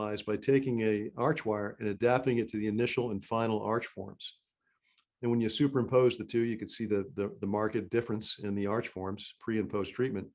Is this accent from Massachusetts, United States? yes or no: yes; Massachusetts, United States; moved away; also born or lived in Maryland; I grew up in Massachusetts and went to school at Tufts.